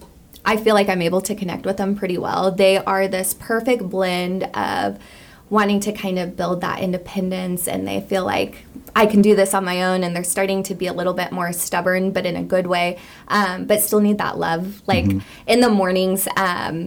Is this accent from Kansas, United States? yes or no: yes; Hutchinson, Kansas, United States; I grew up in Hutchinson, went through the Catholic school system here